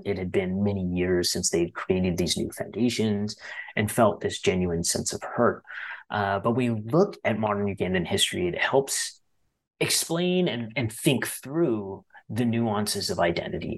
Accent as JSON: {"language": "English", "town": "Ottawa", "region": "Ontario", "country": "Canada", "tie": "born or raised there", "said": "we all grew up in Ottawa"}